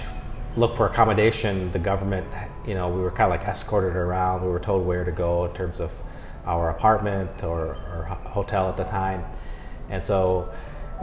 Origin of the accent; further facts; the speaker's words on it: Minnesota, United States; moved away as an adult; also born or lived in China; I'm actually Vietnamese-American who grew up, born and raised in Minnesota, which is northern in the U.S. near the Canadian border